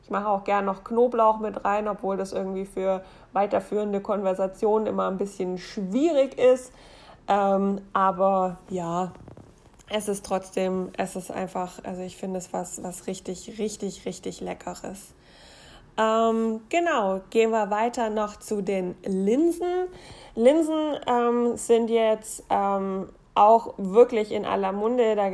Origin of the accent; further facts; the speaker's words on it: Baden-Württemberg, Germany; wenn man in der Gegend wohnt, wo ich herkomme, also im Schwabeland.